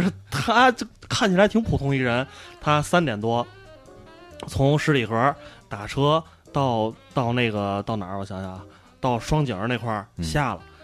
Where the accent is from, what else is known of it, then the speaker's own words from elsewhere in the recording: China; 我们生活在这个，这个， 这个国家哈，中国，我们都是中国人，生活在中国